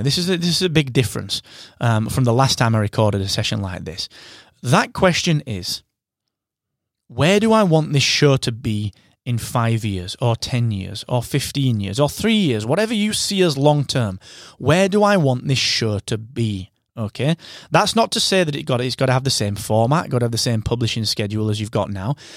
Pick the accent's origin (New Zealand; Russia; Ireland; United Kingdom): United Kingdom; England; I am your English host